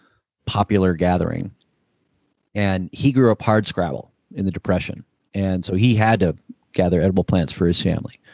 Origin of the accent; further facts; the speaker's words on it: New Jersey, United States; I grew up in New Jersey right outside of New York City